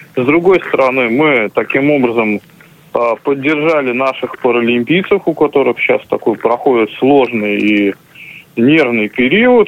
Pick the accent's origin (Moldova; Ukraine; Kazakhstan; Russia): Russia; St Petersburg, Saint Petersburg